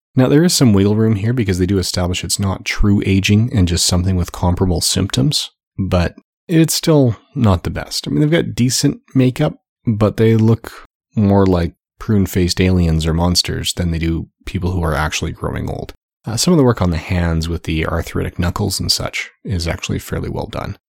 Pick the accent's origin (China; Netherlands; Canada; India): Canada; as a Canadian myself